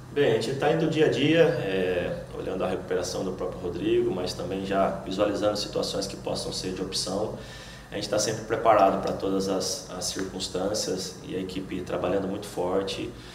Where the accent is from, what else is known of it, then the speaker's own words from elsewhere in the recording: Estiva Gerbi, São Paulo, Brazil; moved away as an adult; now in Salvador, Brazil; sou do interior de São Paulo, uma cidade pequena de 10 mil habitantes, Estiva a Gerbe